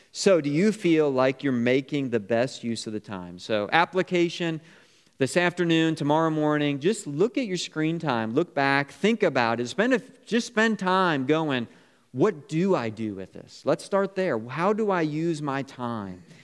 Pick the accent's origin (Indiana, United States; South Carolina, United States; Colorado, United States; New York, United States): New York, United States; Niagara Falls; I grew up on Niagara Falls Boulevard, right down the street from Niagara Falls